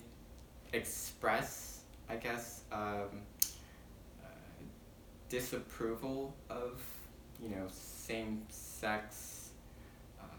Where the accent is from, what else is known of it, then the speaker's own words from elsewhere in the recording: Mililani, Hawaii, United States; also born or lived in Philippines / San Antonio, Texas; I grew up in Mililani